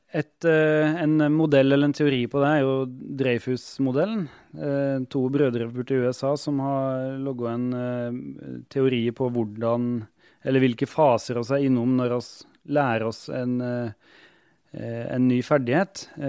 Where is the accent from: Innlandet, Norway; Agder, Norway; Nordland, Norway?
Innlandet, Norway; Otta; also born or lived in Hammerfest, Finnmark; jeg har vært medlem i hjelpekorpset hjemme på Otta i Gudbrandsdalen